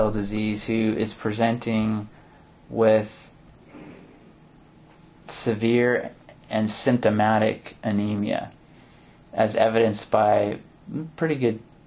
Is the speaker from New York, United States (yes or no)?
no; Silicon Valley, California, United States; I grew up in Silicon Valley